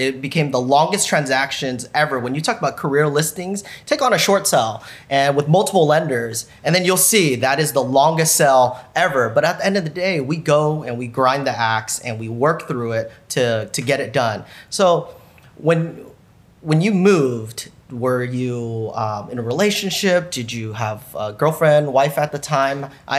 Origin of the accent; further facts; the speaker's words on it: Sacramento, California, United States; that's my hometown.